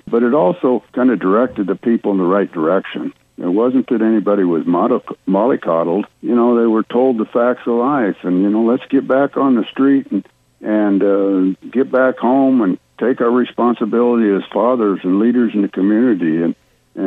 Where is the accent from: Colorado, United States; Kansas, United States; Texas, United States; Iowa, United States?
Iowa, United States; now in Florida, United States; I'm from Iowa